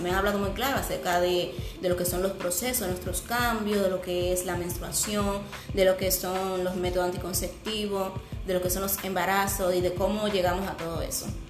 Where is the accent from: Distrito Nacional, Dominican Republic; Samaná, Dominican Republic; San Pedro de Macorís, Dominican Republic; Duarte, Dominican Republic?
Duarte, Dominican Republic; San Francisco de Macorís